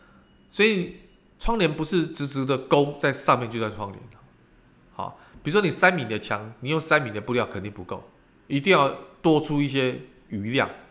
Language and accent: Chinese; Taiwan; 在我们台湾人跟中国人的这个虎年当中啊